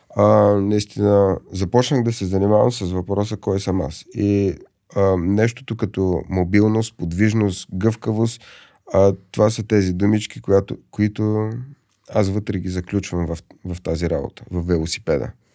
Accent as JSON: {"language": "Bulgarian", "town": "Pleven", "region": "Pleven Province", "country": "Bulgaria", "said": "Аз съм от Плевен."}